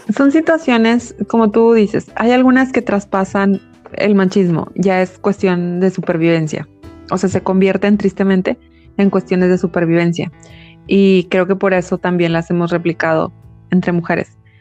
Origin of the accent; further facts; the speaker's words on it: Mexico; nuestra historia como mexicanos